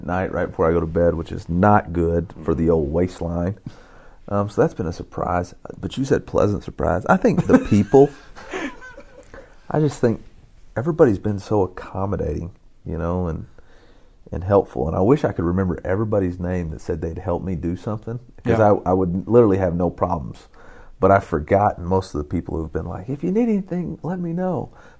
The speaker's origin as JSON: {"language": "English", "town": "Alma", "region": "Arkansas", "country": "United States", "tie": "born or raised there", "said": "It's in the River Valley, about 40 miles south of Fayetteville."}